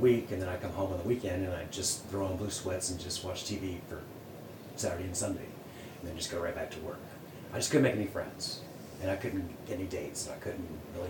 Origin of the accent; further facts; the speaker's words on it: Roanoke, Virginia, United States; moved away; also born or lived in North Carolina; I was born and raised in Roanoke, Virginia. Moved to North Carolina